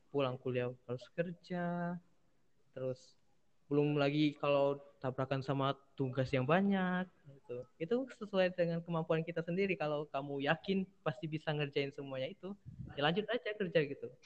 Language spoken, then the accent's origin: Indonesian; Bengkulu, Indonesia; now in Yogyakarta, Indonesia; Hmm, aku anak rantau dari Bengkulu, Mas.